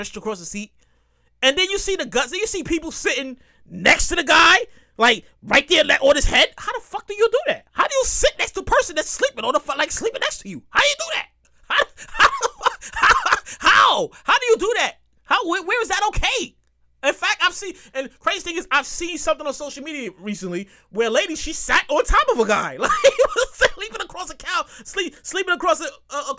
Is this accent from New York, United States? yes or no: yes; New York City, New York, United States; I'm from born and raised in New York